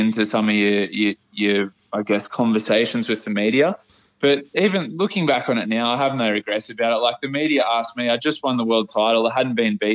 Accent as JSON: {"language": "English", "town": "Port Macquarie", "region": "New South Wales", "country": "Australia", "said": "I'm from Port Macquarie, so yeah. I've had a pretty humble upbringing."}